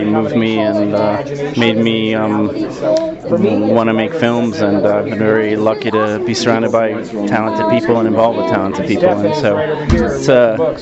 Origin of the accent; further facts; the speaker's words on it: Washington, District of Columbia, United States; also born or lived in Nova Scotia, Canada / Baltimore (family); now in Los Angeles, United States; I grew up in Washington, D.C. and Nova Scotia, actually, for a period of time. But, yeah, so in L.A. now.